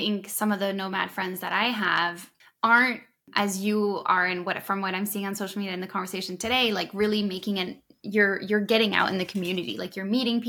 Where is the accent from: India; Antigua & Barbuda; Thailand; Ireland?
Thailand; And so I've grown up a little bit all over. I grew up in Thailand when I was little.